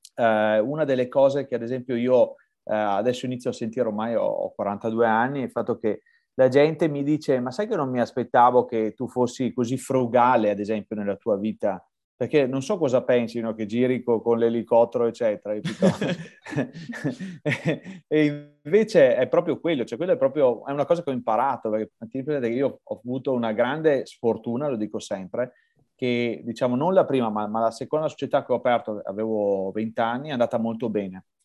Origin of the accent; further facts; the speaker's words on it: Verona, Veneto, Italy; Io sono di Verona.